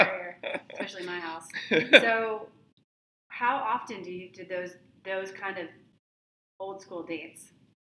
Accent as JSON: {"language": "English", "region": "the South", "country": "United States", "tie": "born or raised there", "said": "when I was growing up, and I grew up in the South, so that may change things a little bit in the 80s"}